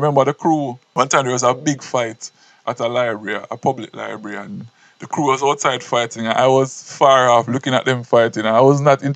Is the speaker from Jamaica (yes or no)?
yes; Portland Parish, Jamaica; I grew up in Portland, country youth